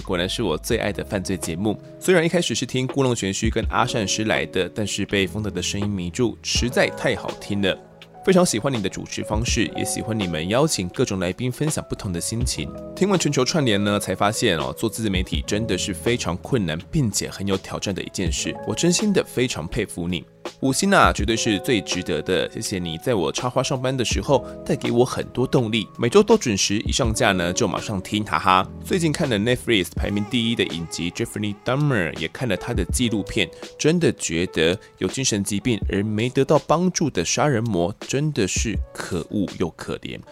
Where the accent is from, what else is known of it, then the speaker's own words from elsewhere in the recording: Kaohsiung, Taiwan; moved away; 一个是我本身是高雄人嘛